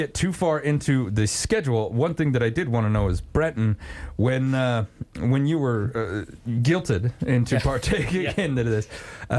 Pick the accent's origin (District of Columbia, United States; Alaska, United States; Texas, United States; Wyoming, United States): Wyoming, United States; as a kid, I grew up in Wyoming